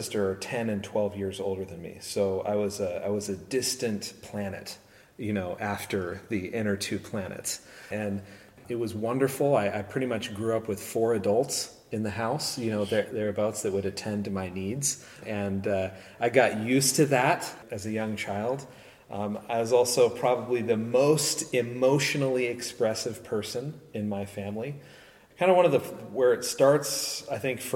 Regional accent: San Luis Obispo, California, United States; I grew up in San Luis Obispo

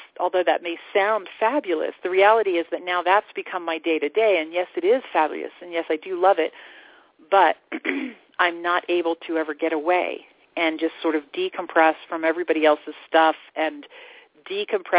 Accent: Florida, United States; moved away as an adult; now in Sedona, United States; I grew up in Florida

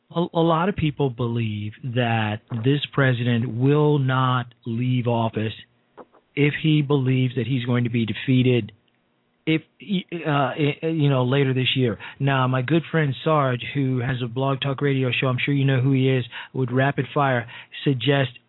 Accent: Chicago, Illinois, United States; also born or lived in Alexandria, Virginia; my hometown of Chicago, Illinois, and unfortunately from the district I live

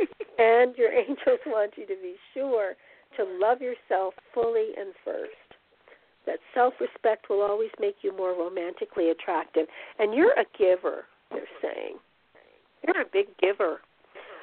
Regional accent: New Jersey, United States; now in Texas, United States; New Jersey. I'm from Jersey

